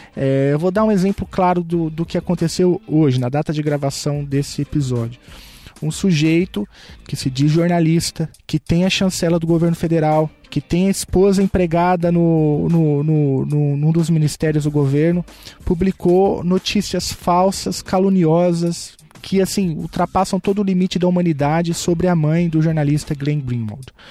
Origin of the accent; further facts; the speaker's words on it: São Paulo, Brazil; eu vim da periferia de São Paulo, no extremo leste da cidade de São Paulo